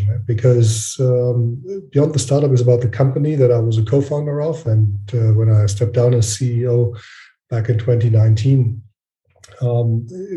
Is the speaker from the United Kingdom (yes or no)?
no; Frankfurt, Hesse, Germany; I'm from Frankfurt, Germany.